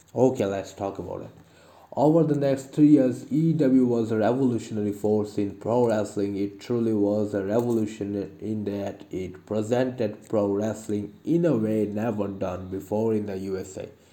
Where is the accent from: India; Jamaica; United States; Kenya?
India; I am from India